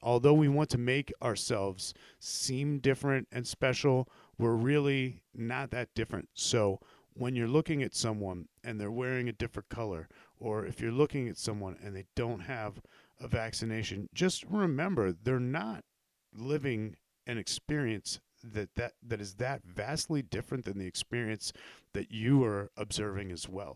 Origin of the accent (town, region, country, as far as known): United States